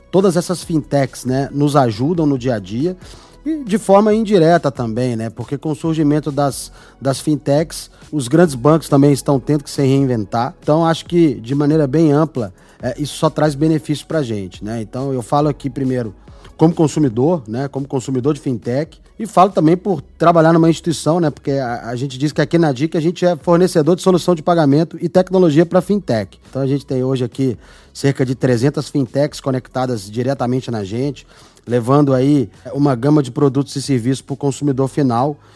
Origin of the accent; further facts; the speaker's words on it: Belo Horizonte, Minas Gerais, Brazil; Sou mineiro, sou de BH. Sou do interior de Minas, mas fui criado em BH.